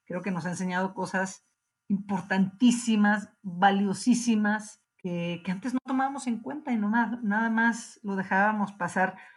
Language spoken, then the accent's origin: Spanish; Mexico; como mexicanos